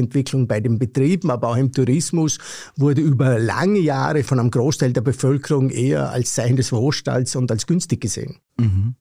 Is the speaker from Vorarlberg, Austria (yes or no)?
yes; Vorarlberg, Austria; ich komme aus dem Vorarlbergerischen, hört man wahrscheinlich auch